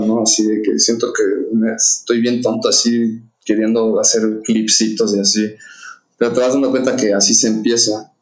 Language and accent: Spanish; Querétaro, Mexico; also born or lived in Mexico City (born in Roma, raised in Coyoacán); yo por razones de mi papá y del negocio, nos mudamos de México a Querétaro en el año 2000